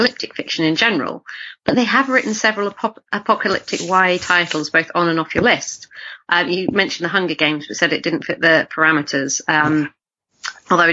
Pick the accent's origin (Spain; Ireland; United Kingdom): United Kingdom; Yorkshire Dales, Yorkshire and the Humber; moved away; my hometown in the Yorkshire Dales